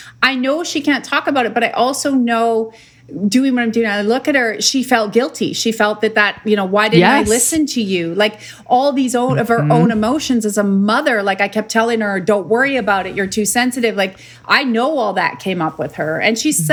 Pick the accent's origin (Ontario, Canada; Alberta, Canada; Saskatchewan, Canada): Saskatchewan, Canada; Saskatoon; where'd you grow up? Like some crazy country? And I'm like, no, that was in Saskatoon, Saskatchewan